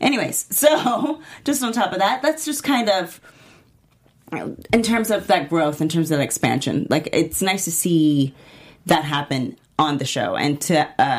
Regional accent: Texas, United States; I am from Texas.

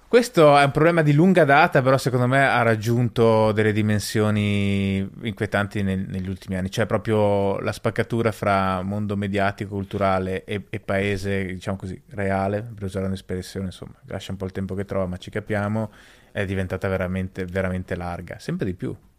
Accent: Bolzano, Trentino-Alto Adige, Italy; io sono originario di Bolzano

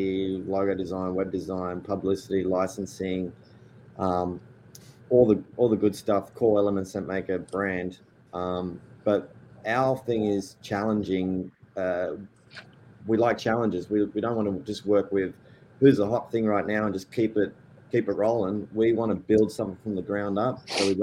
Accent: Australia; now in Nashville, United States; I was born in Australia to Spanish parents

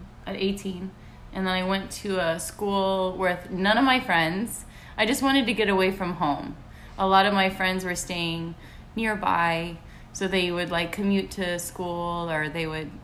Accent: Texas, United States; moved away as an adult; now in Miami, United States; I'm from Texas

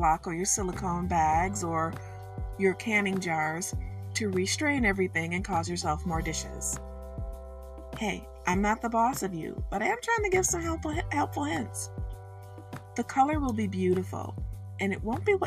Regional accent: Michigan, United States; I'm from Michigan, and I'm going to say it how I say it. And that's how it is. It's a regional thing

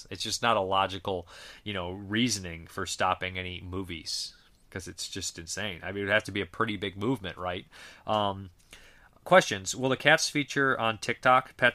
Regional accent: Massachusetts, United States; people in my home state of Massachusetts

